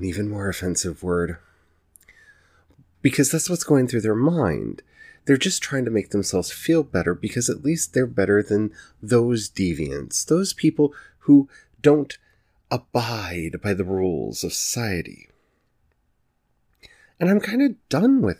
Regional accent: the South, United States; I grew up in the South

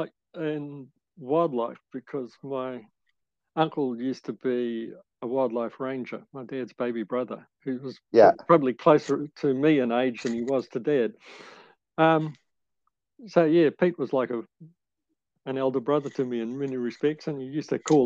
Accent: Papakura, Auckland, New Zealand; moved away as an adult; now in Kaikoura, New Zealand; I was born in Papakura and went to Waikato University initially, and then Auckland University

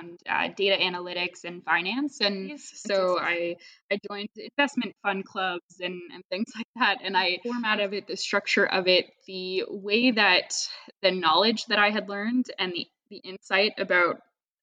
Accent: Toronto, Ontario, Canada; I grew up in Toronto, Canada. So that's where I am right now

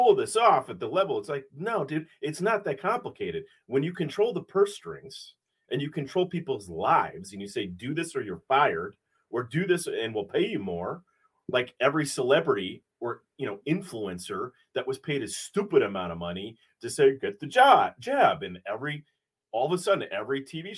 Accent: Wilmette, Illinois, United States; I grew up in Wilmette

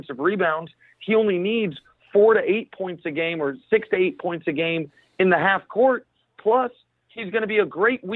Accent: Kansas City, Missouri, United States; now in New York, United States; I live in New York, but I'm not from here. I'm from Kansas City, Missouri.

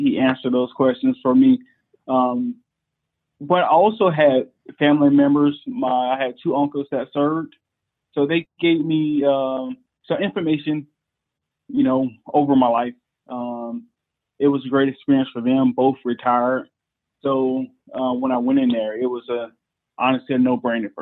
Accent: Columbia, South Carolina, United States; moved away as an adult; now in Anderson, United States; I grew up in Columbia, South Carolina

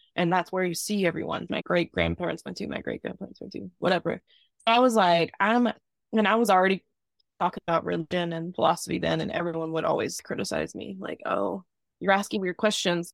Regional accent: Southern Virginia, United States; accent: Southern; moved away as an adult; I grew up in the South, Southern Virginia in a small town

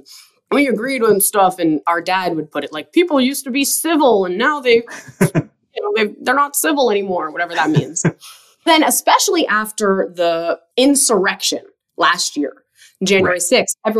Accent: Idaho, United States; when we were kids growing up in Idaho

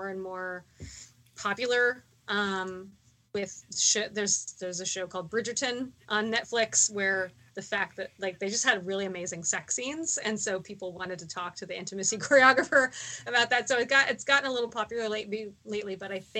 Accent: Texas, United States; now in Baltimore, United States; as a Texan

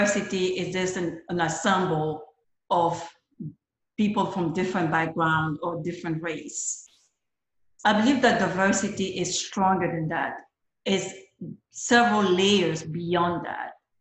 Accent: Côte d’Ivoire; moved away as an adult; growing up in the Ivory Coast, growing up where I come from

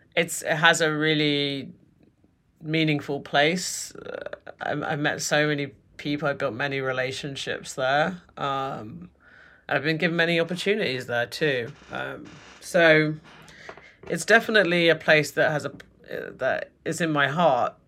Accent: London, United Kingdom; accent: British; moved away as an adult; now in New York, United States; growing up in London

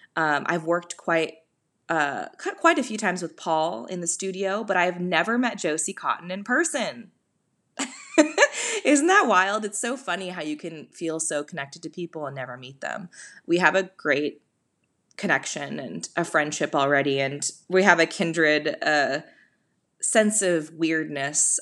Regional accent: California, United States; as a Californian, I mean, I am the Californian

